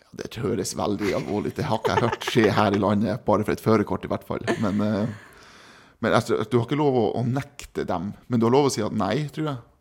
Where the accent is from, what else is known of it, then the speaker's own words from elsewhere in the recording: East Finnmark, Norway; moved away; also born or lived in Kristiansund; Jeg er fra Øst-Finnmark